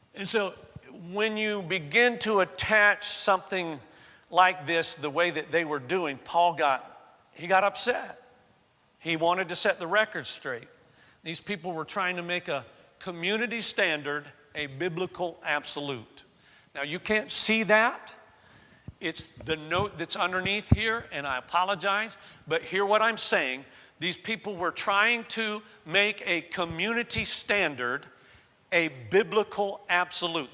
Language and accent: English; Florida, United States; moved away; I grew up in Florida